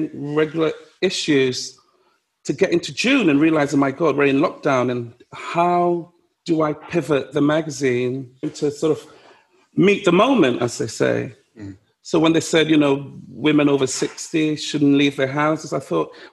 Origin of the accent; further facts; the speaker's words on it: London, United Kingdom; I grew up in Ludwood Grove, you know, where being stopped by the police was part of daily life